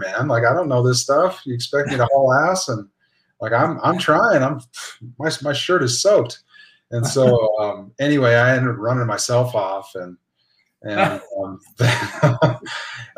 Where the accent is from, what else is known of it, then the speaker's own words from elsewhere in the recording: Williston, North Dakota, United States; also born or lived in Flagstaff, Arizona; I'm from Northwest North Dakota, Williston, Boomtown, USA.